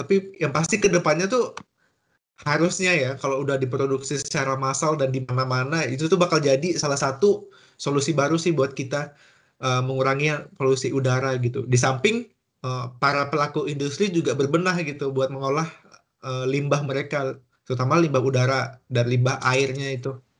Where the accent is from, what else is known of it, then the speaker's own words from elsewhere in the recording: Kalimantan, Indonesia; moved away; Aku asal dari Kalimantan.